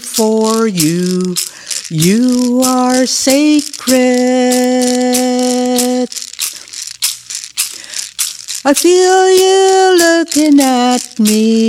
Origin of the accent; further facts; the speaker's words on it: Saugeen First Nation, Ontario, Canada; I'm from Saugeen First Nation, Ojibwe Mohawk